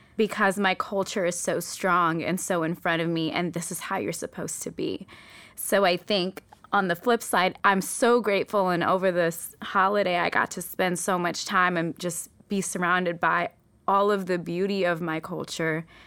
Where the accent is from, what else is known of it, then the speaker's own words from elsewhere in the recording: United States; I'm American with foreign parents, so even though I'm Eritrean, I'm very American, and I've always lived between these two cultures